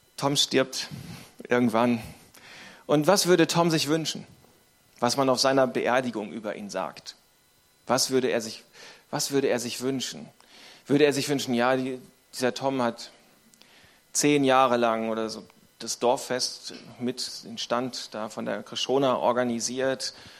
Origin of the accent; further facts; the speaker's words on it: Northern Germany, Germany; Ich komme aus dem Norden von Deutschland.